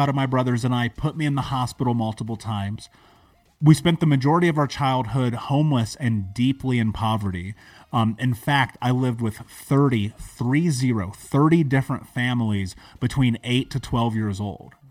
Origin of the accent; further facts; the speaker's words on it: United States; I grew up in America. I grew up in a major city.